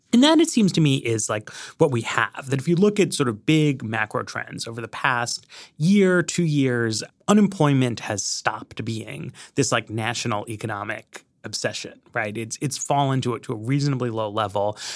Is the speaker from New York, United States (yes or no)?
yes; New York, United States; moved away as an adult; now in Washington, D.C., United States; I grew up in New York